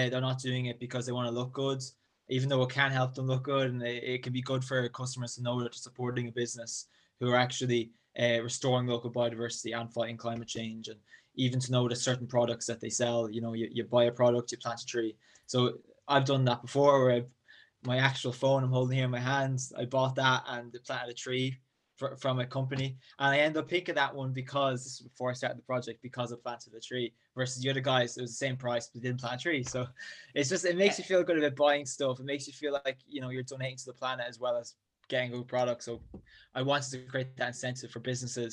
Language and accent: English; near Drogheda, County Louth, Ireland; I'm from County Louth, smallest county in Ireland in the northeast, about half an hour north of Dublin, roughly, near the town of Drogheda.